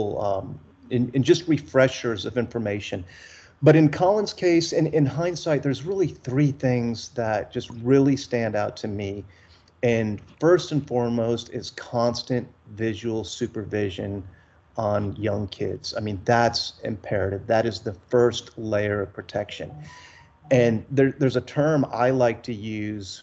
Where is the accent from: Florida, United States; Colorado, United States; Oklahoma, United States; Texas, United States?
Texas, United States; South Texas coast, United States; My wife and I, we grew up in the South Texas on the coast